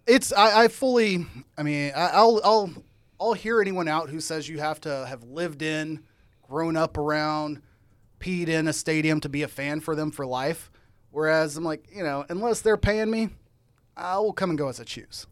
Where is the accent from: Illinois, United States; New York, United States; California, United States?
Illinois, United States; moved away; I'm from Illinois originally